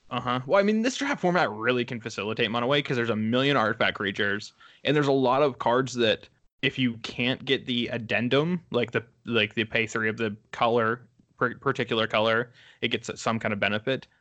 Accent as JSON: {"language": "English", "country": "United States", "tie": "born or raised there", "also_born_or_lived": "Pittsburgh", "moved": "as an adult", "said": "I'm back in my hometown"}